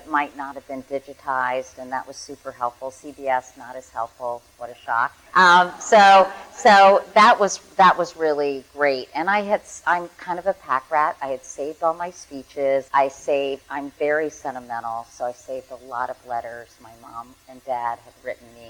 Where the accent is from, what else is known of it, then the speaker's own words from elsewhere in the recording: Arlington, Virginia, United States; I grew up in Arlington, Virginia